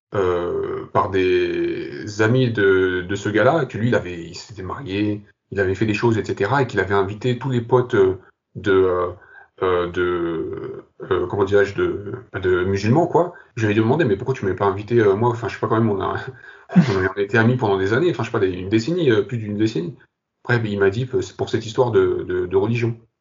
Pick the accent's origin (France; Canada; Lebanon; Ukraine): France; also born or lived in Algeria / Kabylie; Je suis né en Algérie, j'ai grandi, j'ai grandi au Bled et je suis venu à l'âge de 6 ans en France.